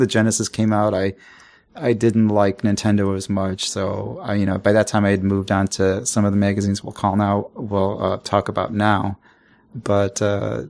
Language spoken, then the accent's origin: English; Chicago, Illinois, United States; I'm from Chicago. You know, we got an accent.